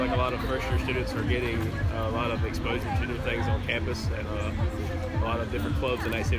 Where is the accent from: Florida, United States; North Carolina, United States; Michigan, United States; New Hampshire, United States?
North Carolina, United States; Clinton; I'm a junior here at Peace. I'm from Clinton, North Carolina